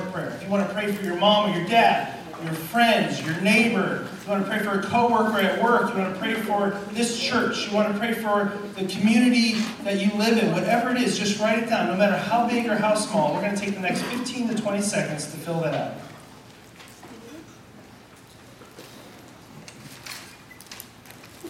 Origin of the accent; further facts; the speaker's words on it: Illinois, United States; now in San Diego, United States; I'm from Illinois